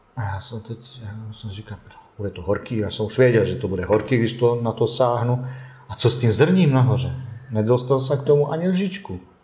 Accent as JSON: {"language": "Czech", "town": "Tuzla", "region": "Federation of Bosnia and Herzegovina", "country": "Bosnia & Herzegovina", "also_born_or_lived": "Tušimice, Czech Republic", "second_language": "Czech", "moved": "as an adult", "lives_now": "Plzeň, Czech Republic", "said": "já pocházím z Bosny a Hercegoviny"}